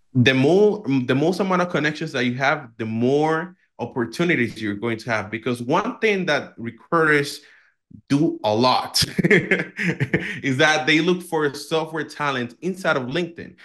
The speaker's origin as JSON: {"language": "English", "country": "Dominican Republic", "said": "I come from the Dominican Republic"}